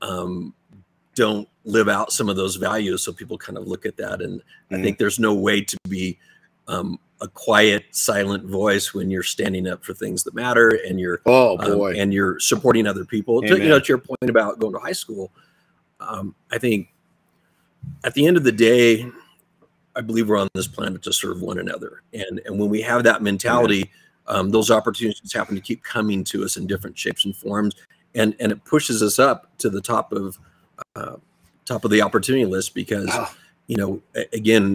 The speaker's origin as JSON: {"language": "English", "town": "Grand Terrace", "region": "California", "country": "United States", "tie": "born or raised there", "also_born_or_lived": "Colton, California", "said": "I came from Grand Terrace"}